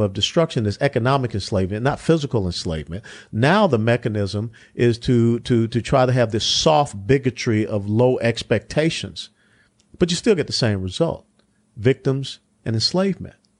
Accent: Atlanta, Georgia, United States; Hughes Spaulding Hospital in Atlanta, Georgia. I grew up in the Old Fourth Ward

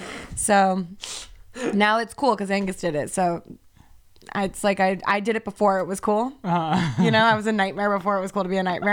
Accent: Oakland, California, United States; And I said, nah, I'm from Oakland.

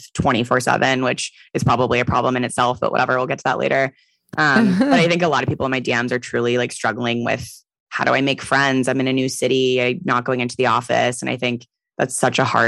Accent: San Francisco, California, United States; I'm from San Francisco, so I have a ton of friends here

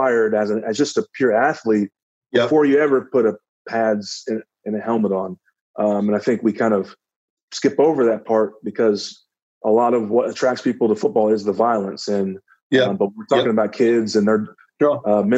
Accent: Dallas, Texas, United States; it was in my hometown, so that was cool. I had friends and family there in Dallas

